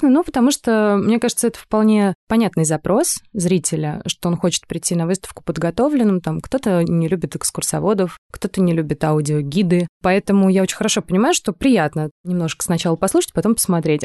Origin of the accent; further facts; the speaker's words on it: Moscow, Russia; Мы обе родились и выросли в Москве